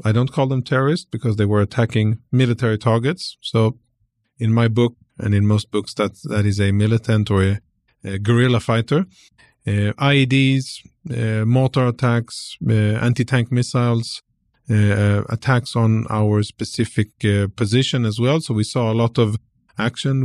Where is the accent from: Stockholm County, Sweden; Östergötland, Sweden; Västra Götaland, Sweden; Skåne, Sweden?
Skåne, Sweden; Malmö; also born or lived in Jerusalem, Israel; most of my formative years were in southern Sweden, in a city called Malmö.